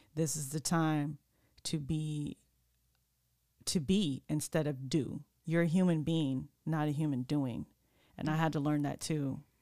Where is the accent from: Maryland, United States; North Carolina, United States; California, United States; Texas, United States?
California, United States; also born or lived in Sacramento; I'm from California.